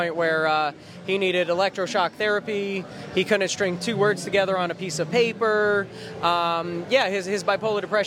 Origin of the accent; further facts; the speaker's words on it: Key West, Florida, United States; I am from Key West, Florida. I am a local here.